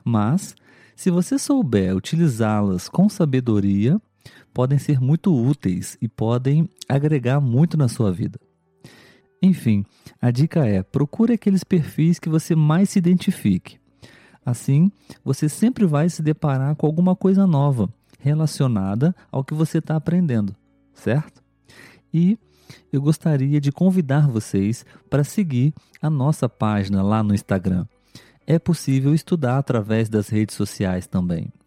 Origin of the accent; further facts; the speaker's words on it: Brazil; pelo menos aqui no Brasil. A verdade é que é muito difícil eliminar o nosso sotaque